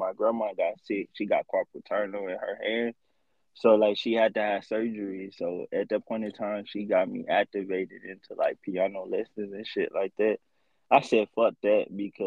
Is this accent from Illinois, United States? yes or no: no; St. Louis, Missouri, United States; moved away as an adult; also born or lived in Texas; I'm from St. Louis, Missouri, by the way. Like, I'm born and raised there. I left there when I was 18, straight to college